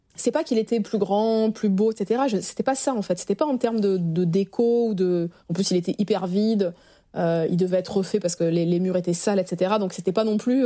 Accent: Arcachon, Nouvelle-Aquitaine, France; moved away as an adult; now in Paris, France; je suis originaire d'Arcachon, donc quand je suis arrivée à Paris il y a 20 ans

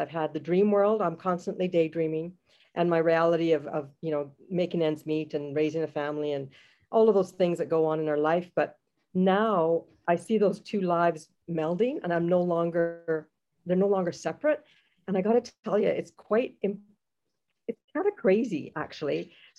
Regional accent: Jamaica; now in Canada; I am a Jamaican Canadian, proud to call herself that.

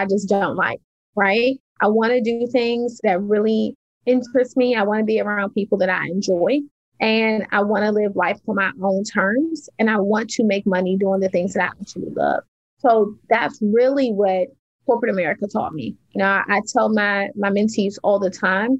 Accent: Washington, District of Columbia, United States; I grew up in Washington, D.C., in the projects of Washington, D.C., in the inner city.

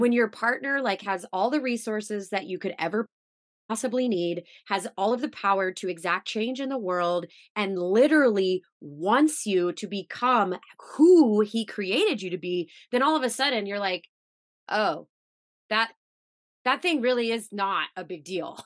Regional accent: Missouri, United States; moved away as an adult; also born or lived in New York; I'm from Missouri, by the way, so I'm like this Midwestern girl

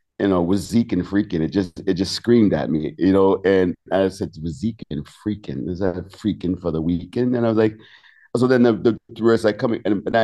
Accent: Miami, Florida, United States; moved away as an adult; also born or lived in Spain; now in Norway; I'm American. I'm from Miami. I came to Norway in 1998. So I've almost been here half of my life in Norway.

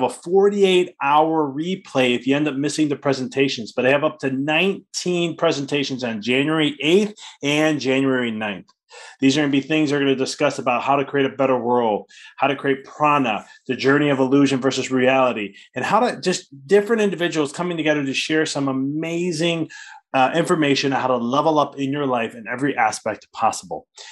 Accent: Chicago, Illinois, United States; I'm from Chicago

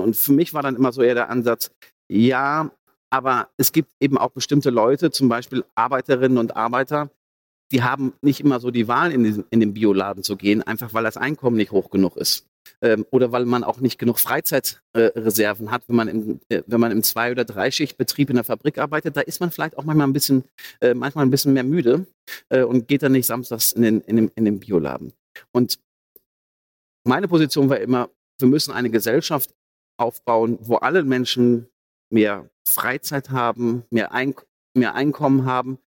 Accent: Ruhr area, North Rhine-Westphalia, Germany; Ich komme vom Dorf, aus dem Ruhrgebiet

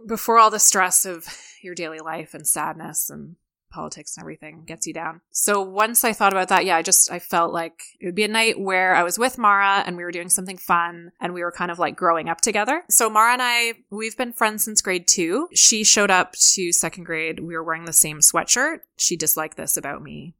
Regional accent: Hamilton and Toronto, Ontario, Canada; moved away; I'm also Canadian

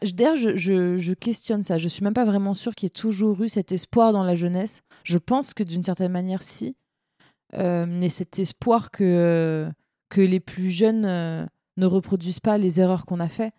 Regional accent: Seine-Saint-Denis, Île-de-France, France; j'ai grandi en Seine-Saint-Denis.

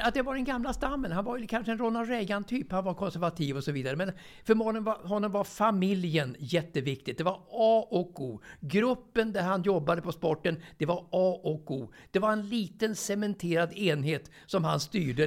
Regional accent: Stockholm, Stockholm County, Sweden; also born or lived in Björkhagen; jag är ju uppväxt i, i, i Årsta egentligen.

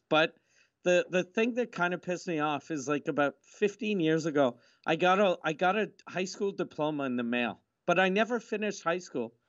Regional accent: Quebec, Canada; accent: Quebecois; I'm from Quebec, 'cause my mom's French

